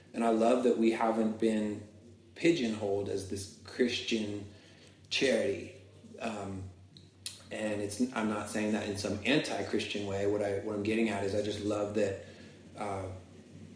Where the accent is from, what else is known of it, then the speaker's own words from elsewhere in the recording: Florida, United States; I grew up in Florida